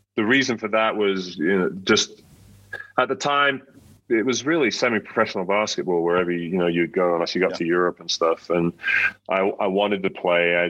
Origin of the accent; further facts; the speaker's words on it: United Kingdom; moved away as an adult; also born or lived in Spain; As a British coach